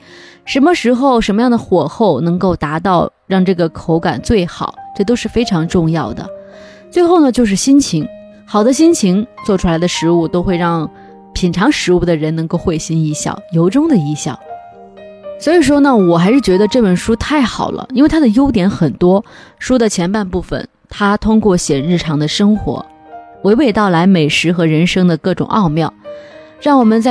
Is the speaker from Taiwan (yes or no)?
no; North China, China; 不过这里边还有写了一一个我非常熟悉的我的家乡的一种食物，就是胡辣汤。作为一个地道的北方人，胡辣汤是我们每天早上的早餐。